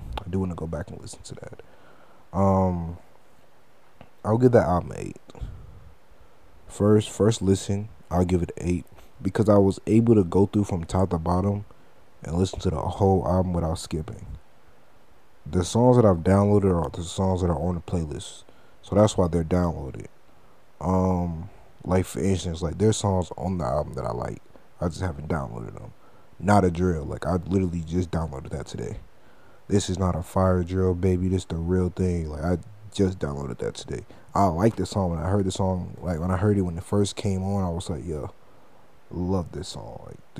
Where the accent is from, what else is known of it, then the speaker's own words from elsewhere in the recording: Detroit, Michigan, United States; I don't like new Detroit music. And that's weird because I'm from Detroit.